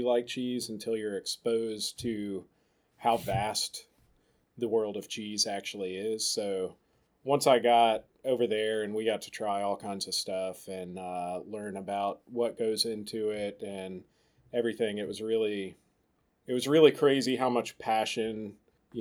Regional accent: Oak Ridge, Tennessee, United States; also born or lived in Johnson City, Tennessee; I grew up in Oak Ridge. It's right outside Knoxville.

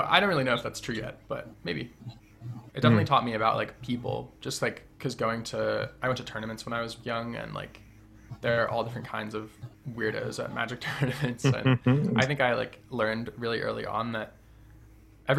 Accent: Western Massachusetts, United States; I grew up in Western Massachusetts in a pretty small town in the middle of nowhere

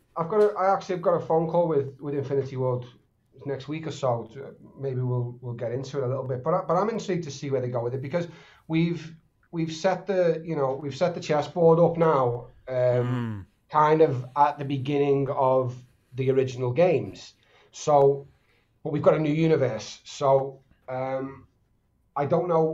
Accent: Liverpool, North West England, United Kingdom; accent: Scouse; I'm from Liverpool

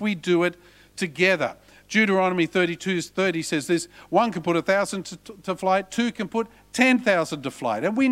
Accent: Australia; He said, where are you from? I said, Australia.

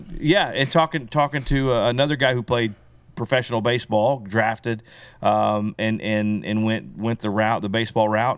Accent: Belton, Missouri, United States; also born or lived in Texas; We moved from Texas, uh, to Belton in eighty-one. Uh, so I started first grade

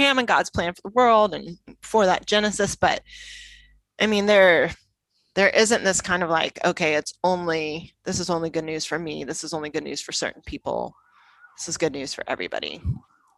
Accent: United States; moved away as an adult; also born or lived in Italy; now in London, United Kingdom; I would feel different about myself as an American if I didn't live in London

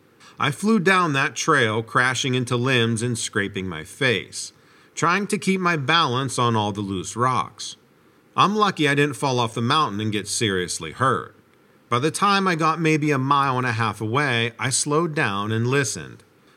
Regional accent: Idaho, United States; I'm actually from Idaho, but they flew me and some of my friends down there to help out because the blaze was so out of control.

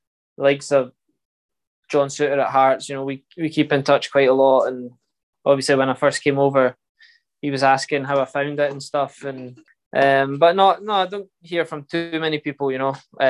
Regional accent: Scotland, United Kingdom; It's every Scottish player and every kid growing up in Scotland that likes football.

